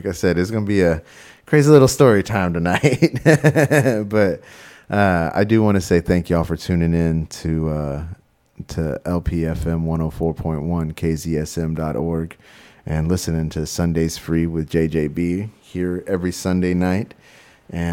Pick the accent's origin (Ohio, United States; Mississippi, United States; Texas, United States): Texas, United States; moved away; also born or lived in San Marcos, Texas / Houston, Texas / Portland, Oregon; I'm from Texas. I don't know if you know this about us Texans